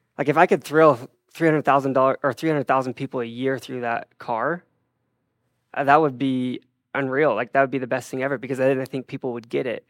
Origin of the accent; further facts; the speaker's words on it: Draper, Utah, United States; I grew up in Draper, Utah